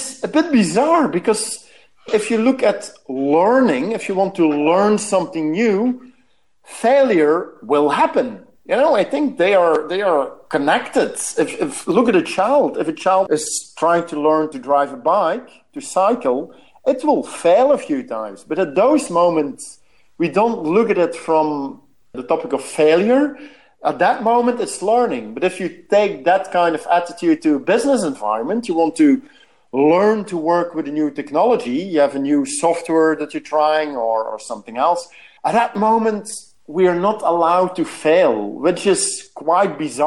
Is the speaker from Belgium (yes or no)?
yes; Belgium; I'm from Belgium, so we love our beers